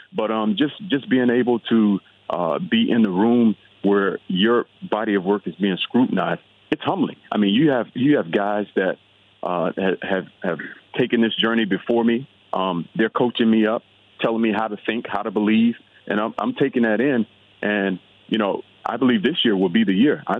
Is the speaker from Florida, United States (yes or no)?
yes; South Florida, United States; moved away as an adult; also born or lived in Los Angeles, California; I grew up in South Florida, a Florida kid, played Florida football